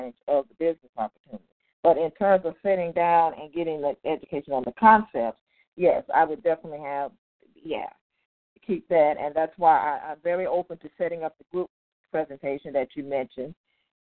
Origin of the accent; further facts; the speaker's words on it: Compton, California, United States; now in Inland Empire, United States; I grew up in Compton, but I currently live in the Inland Empire